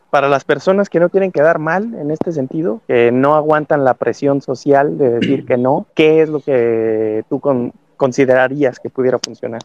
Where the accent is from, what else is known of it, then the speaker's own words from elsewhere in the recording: Mexico; como latino, como mexicano, como parte de, esta cultura del bomberazo